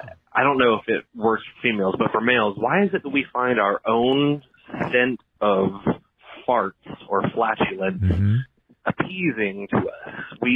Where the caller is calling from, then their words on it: Florida, United States; Hey, Dr. Drew. … from Florida.